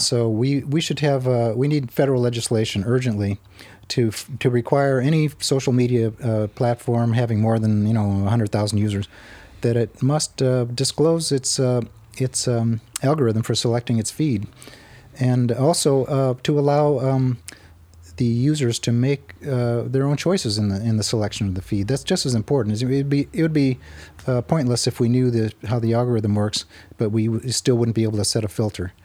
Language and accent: English; Arizona, United States; I grew up in Arizona